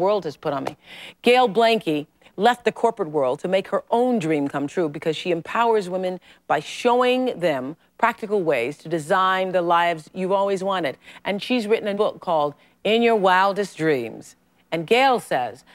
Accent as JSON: {"language": "English", "region": "Mississippi", "country": "United States", "tie": "born or raised there", "said": "I used to be a colored girl in Mississippi, and nobody ever believed that I could be really anything, you know? I was born in Mississippi, the most racist state on the planet, in 1954"}